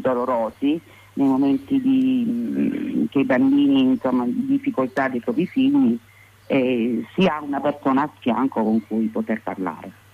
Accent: province of Taranto, Apulia, Italy; Noi consideri che abitiamo in Puglia, quindi noi veniamo dalla provincia di Taranto

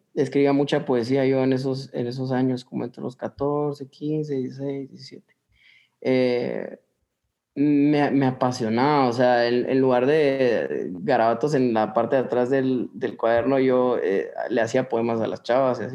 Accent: Guatemala; nosotros guatemaltecos

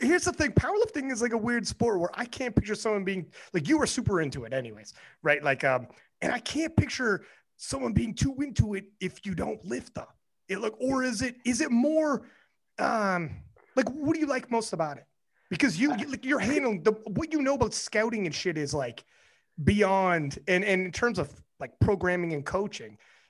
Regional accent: Canada; as a Canadian

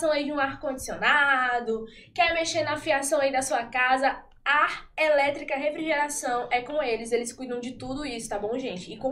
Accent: Barreirinhas, Maranhão, Brazil; moved away as an adult; now in Parnaíba, Brazil; eu sou do Maranhão, de Barreirinhas, lá Terra dos Lençóis

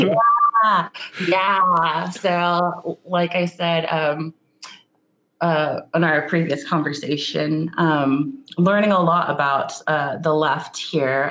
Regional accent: Sacramento, California, United States; I was born and raised in Nisenan territory, which is known today um, in pop culture as Sacramento, California. So that's where I grew up

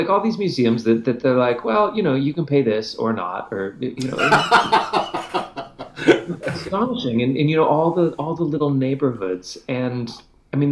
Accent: Canada; as a Canadian

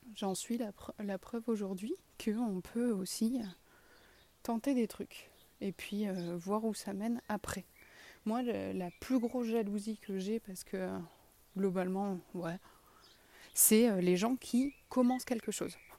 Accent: south-west France, France; accent: sud-ouest (south-west); mon accent du sud-ouest

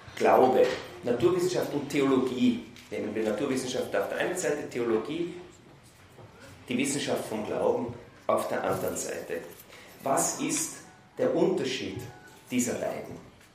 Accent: Vienna, Austria; Ich bin in Wien aufgewachsen, dort ins humanistische Gymnasium gegangen

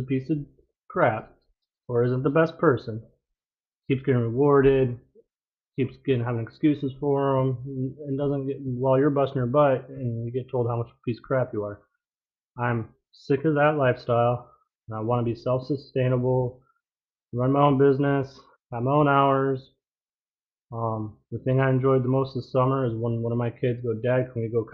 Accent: Alaska, United States; I grew up in Alaska. I live in Alaska.

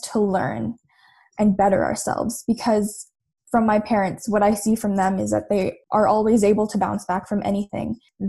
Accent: Philippines; And I think that's what being Filipino is. We always want to be better.

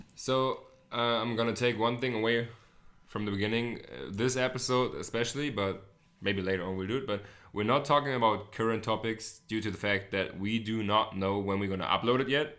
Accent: Hamburg, Germany; English is a second language; also born or lived in United States; I'm not a native, uh, English speaker. I am German. I'm from Hamburg, Germany. Born and raised

